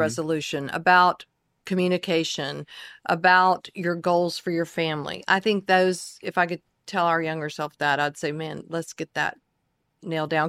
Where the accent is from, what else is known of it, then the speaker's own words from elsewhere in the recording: the Carolinas, United States; moved away as an adult; now in Dallas, United States; I grew up also in the Carolinas